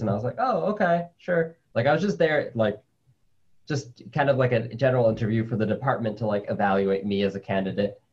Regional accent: New York City, New York, United States; also born or lived in Colombia; my family came to the United States when I was like two or three, um, and I grew up in New York City

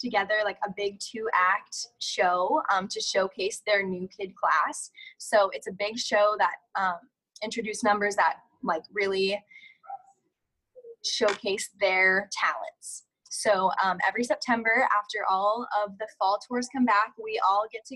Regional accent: California, United States; I grew up in California

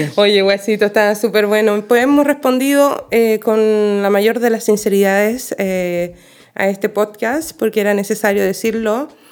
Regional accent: Chile; moved away; tengo los mayores recuerdos bonitos de una infancia fabulosa en mi país

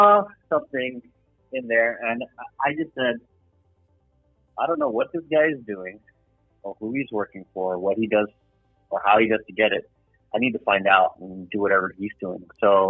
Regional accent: Los Angeles, California, United States; I was born and raised in sunny Los Angeles, California.

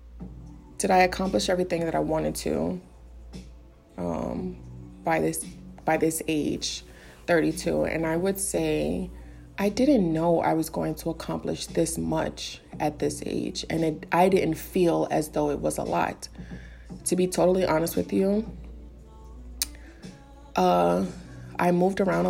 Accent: New York City, New York, United States; I'm from the Bronx.

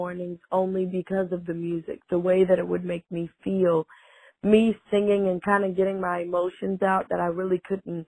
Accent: Fort Mill, South Carolina, United States; now in Rock Hill, United States; I am from Fort Mill, South Carolina. I live in Rock Hill, South Carolina.

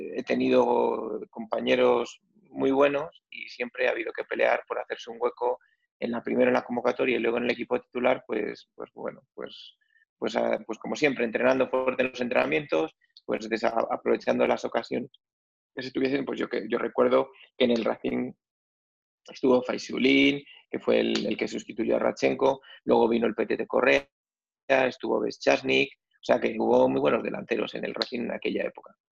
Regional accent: Madrid, Community of Madrid, Spain; yo además soy de lo que se solía decir de pura cepa, ¿no? Porque mis abuelos, mis, abuelos, pues todos son de, de, de Madrid, mi padre era de Madrid, mi madre era de Madrid, es de Madrid

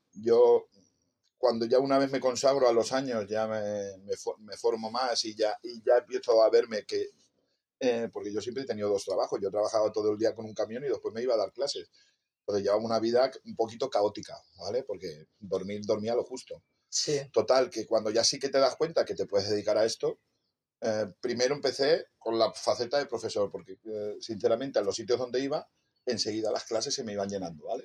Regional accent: Torrent, Valencian Community, Spain; en mi pueblo, en Torrente

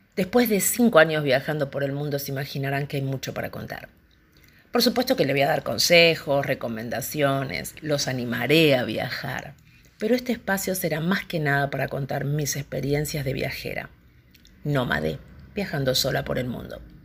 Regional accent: Argentina; moved away as an adult; now in Indonesia; argentina en este momento en Indonesia

